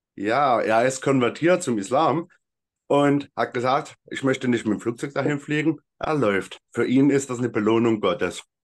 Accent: Freital, Saxony, Germany; moved away as an adult; also born or lived in Elsterwerda, Brandenburg; now in Meissen, Germany; Ich komme ursprünglich aus Freital

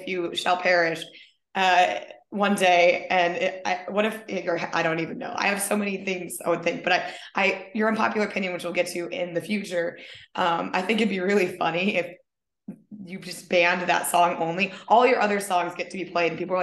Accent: Minnesota, United States; also born or lived in San Diego, California; now in California, United States; I was born in Minnesota

